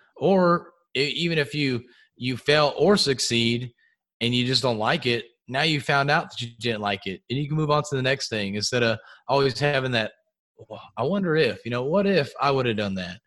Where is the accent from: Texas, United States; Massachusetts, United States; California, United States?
Texas, United States; outside of the Houston area; we grew up outside of the Houston area